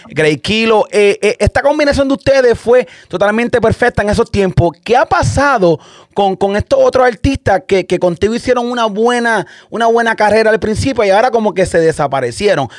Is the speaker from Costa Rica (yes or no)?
no; Santa Isabel, Puerto Rico; yo soy de Santa Isabel, Puerto Rico, yo soy de ahí mismo también